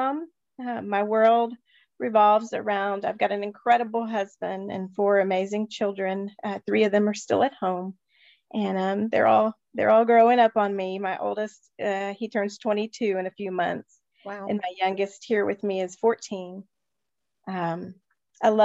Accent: Texas, United States; I grew up there in Texas

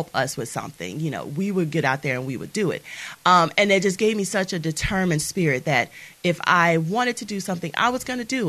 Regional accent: Mobile, Alabama, United States; also born or lived in Orlando; I am originally from Mobile, Alabama. I was raised in the Maysville community here

